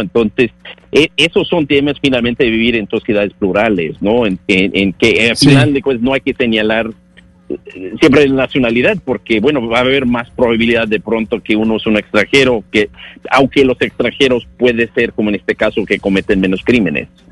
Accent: United States; Yo como norteamericano siempre me he sentido orgulloso

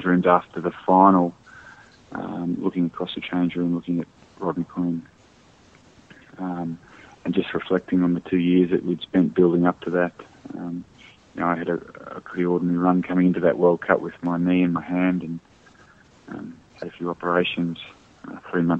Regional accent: Australia; As an Australian

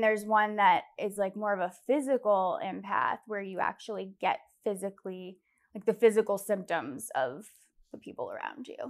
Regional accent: Fairfax, Virginia, United States; I was born in Virginia, Fairfax, Virginia

